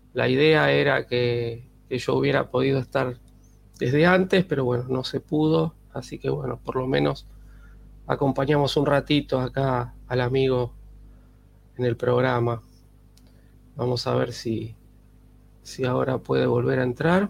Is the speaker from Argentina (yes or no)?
yes; Buenos Aires, Argentina; los que vivimos acá nos dicen porteños